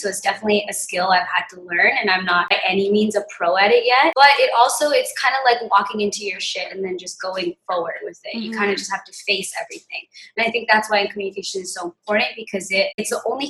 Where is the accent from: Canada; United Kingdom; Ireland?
Canada; New Westminster, British Columbia; also born or lived in Victoria / Vancouver; I grew up in New West, so I grew up quite privileged